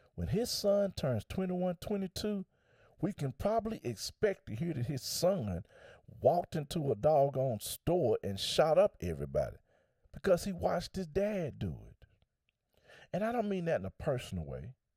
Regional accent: United States

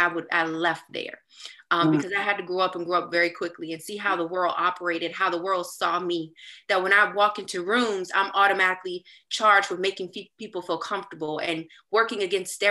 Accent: Petersburg, Virginia, United States; And that's where I'm from

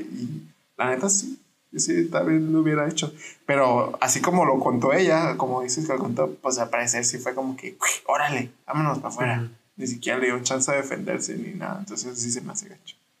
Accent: Parral, Chihuahua, Mexico; Yo soy de Parral y Parral es un rancho.

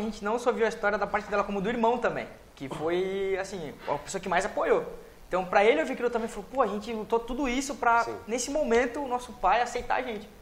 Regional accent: Cubatão, São Paulo, Brazil; also born or lived in Santos; Nasci, nasci, nasci em Santos, mas sempre criado em Cubatão

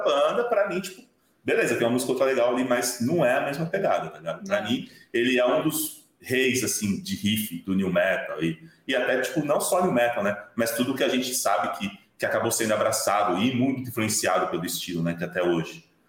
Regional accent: Osasco, São Paulo, Brazil; a minha infância foi toda, tipo, no Jardim Veloso, em Osasco

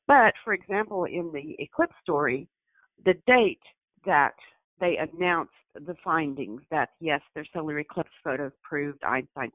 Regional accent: Arkansas, United States; I'm from Arkansas

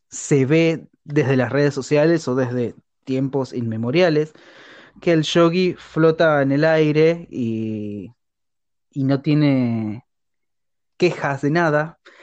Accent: Argentina; soy argentino

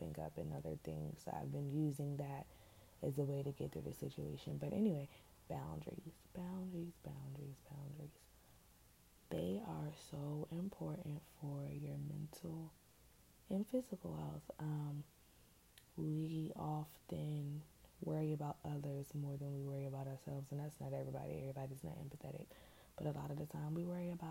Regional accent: Richmond, Virginia, United States; now in Hampton Roads, United States; I'm from Richmond, Virginia. But I don't live there right now. I live in the 757

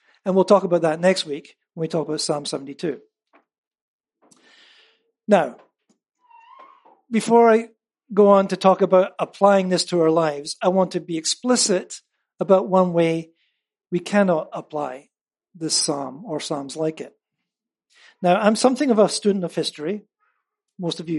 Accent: United Kingdom; moved away; as a Brit

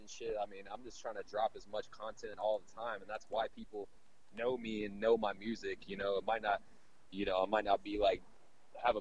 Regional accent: Austin, Texas, United States; also born or lived in Nuevo León, Mexico; I've lived in Austin all my life after that.

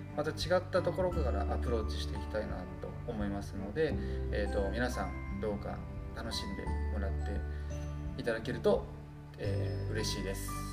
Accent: Kanagawa, Japan; 僕は、えっと、神奈川県出身でして

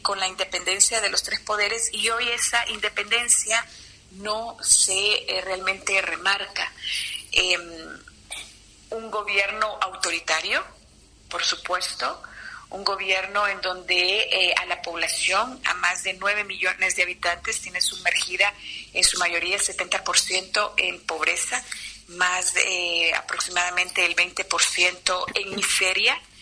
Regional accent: Honduras; en nuestro país, en Honduras

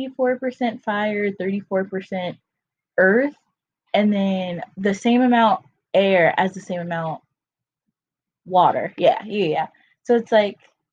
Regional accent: North Carolina, United States; now in Florida, United States; I'm from North Carolina, but I live in Florida now

